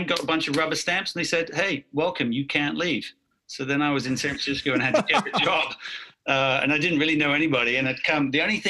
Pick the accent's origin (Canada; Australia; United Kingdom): United Kingdom; accent: mid-Atlantic; obviously by my accent, which is sort of mid-Atlantic at this point, some people think I'm Aussie or Kiwi or South African, but I'm actually from the UK.